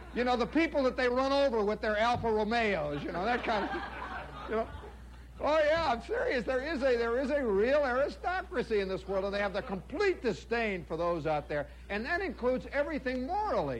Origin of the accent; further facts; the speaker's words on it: United States; as an American